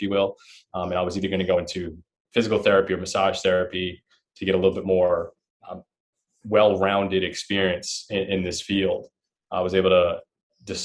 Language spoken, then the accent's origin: English; Long Island, New York, United States; I grew up in Long Island, New York